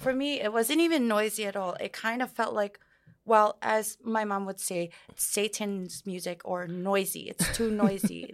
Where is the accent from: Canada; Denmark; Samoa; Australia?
Samoa; moved away as an adult; also born or lived in New York; now in New Zealand; I was born and raised in Samoa